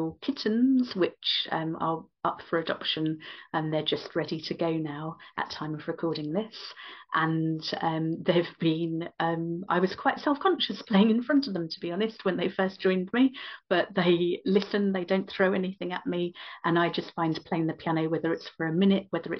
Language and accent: English; London, United Kingdom; also born or lived in West of Ireland; now in Ireland; I'm Indian Irish but born in London, my West of Ireland lifestyle